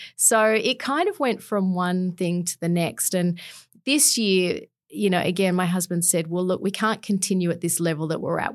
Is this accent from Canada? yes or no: no; Canberra, Australian Capital Territory, Australia; also born or lived in London; did all my schooling in Canberra